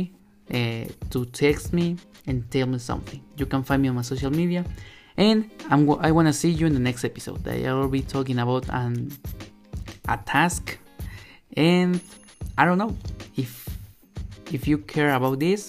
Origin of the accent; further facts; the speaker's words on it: Mexico; English is a second language; I am not a native speaker. I am from Mexico.